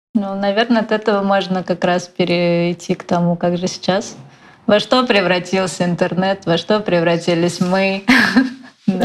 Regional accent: Moscow, Russia; я же из Москвы

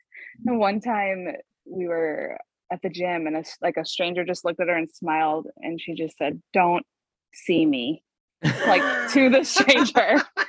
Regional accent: River Falls, Wisconsin, United States; I grew up, I mean, yeah, in Wisconsin, River Falls, Wisconsin, a small town, kind of in the Minnesota area where it's sure. really close to Minnesota

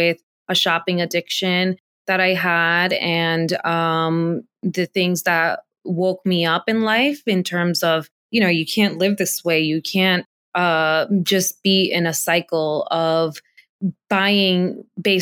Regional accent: Dominican Republic; now in United States; I was born in the Dominican Republic

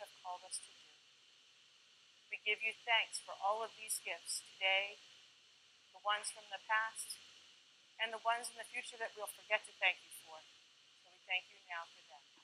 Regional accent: Pennsylvania, United States; I grew up in Pennsylvania

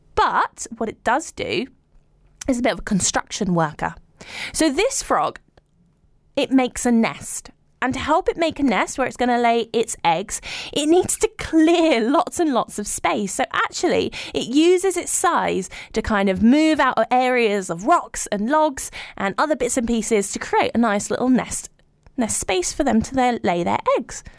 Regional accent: London, United Kingdom; I grew up in London

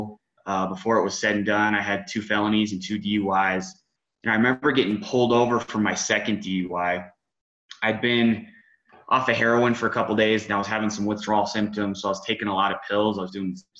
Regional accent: Woodland Park, Colorado, United States; I was born in Woodland Park, which is about 30 minutes outside of the Springs, west of the Springs. Grew up in this town

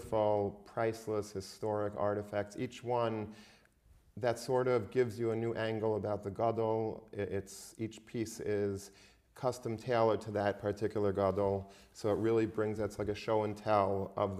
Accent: Long Beach, New York, United States; I grew up in Long Beach

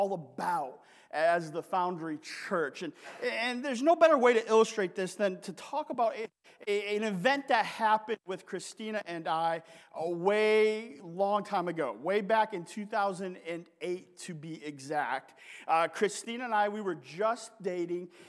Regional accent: Sault Ste. Marie, Michigan, United States; moved away; also born or lived in Eastern Kentucky / Burke, Virginia; the Sioux Locks, which are in my hometown

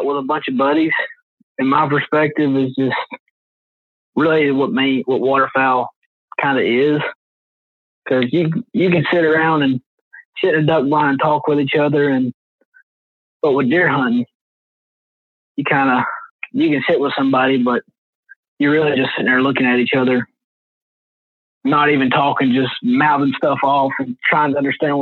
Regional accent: Dalton, Georgia, United States; I'm from Dalton, Georgia

